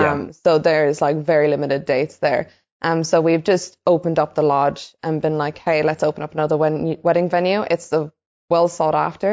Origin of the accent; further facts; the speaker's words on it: Ireland; moved away as an adult; now in Australia; I am originally from Ireland. I've been in Australia for 10 years.